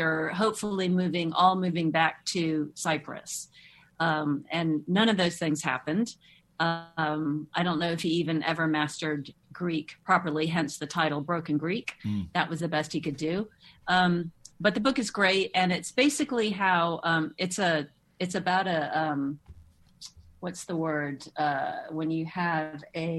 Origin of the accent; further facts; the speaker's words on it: Moscow, Russia; moved away; growing up in Moscow